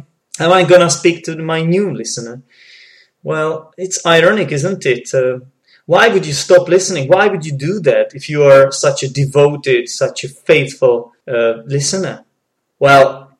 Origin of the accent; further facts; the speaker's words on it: Czechia; English is a second language; I'm not a native speaker, okay? I'm from the Czech Republic